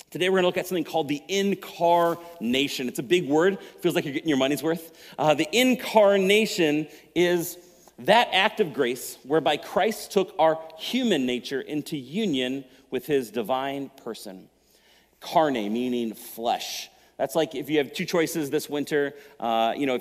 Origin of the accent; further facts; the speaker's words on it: Minnesota, United States; I'm a Minnesota driver. I kind of grew up here